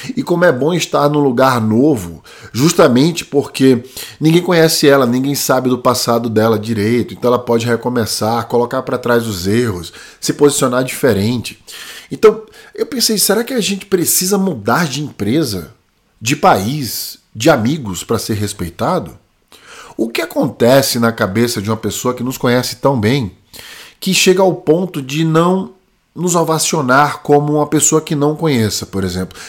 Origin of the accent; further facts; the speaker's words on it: Brazil; moved away as an adult; also born or lived in China; a idade que eu saí do Brasil, 20 anos